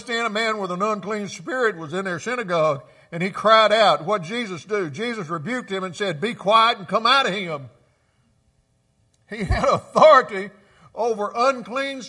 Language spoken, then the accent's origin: English; Clarksdale, Mississippi, United States; Clarksdale, my hometown